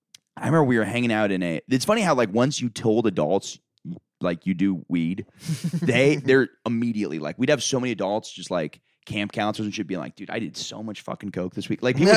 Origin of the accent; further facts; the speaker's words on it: Winter Park, Florida, United States; moved away; Winter Park, Florida. It's like a suburb of Orlando.